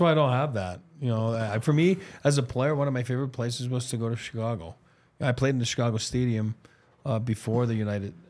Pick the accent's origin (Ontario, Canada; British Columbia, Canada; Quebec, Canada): Quebec, Canada; Montreal; my hometown, the Bell Center in Montreal.